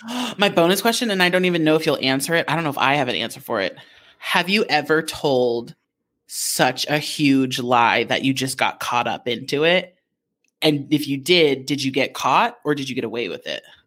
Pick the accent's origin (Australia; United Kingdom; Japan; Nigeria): Japan; growing up in Japan